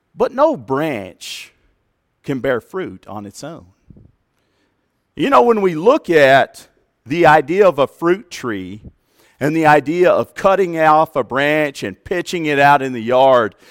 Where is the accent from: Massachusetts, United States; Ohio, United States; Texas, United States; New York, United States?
Texas, United States; Plainview; Growing up in Plainview, Texas